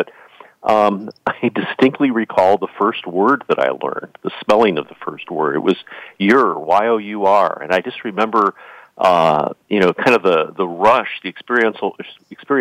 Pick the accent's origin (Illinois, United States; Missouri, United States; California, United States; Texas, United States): Illinois, United States; Chicago; I grew up in the Chicago area in the 1960s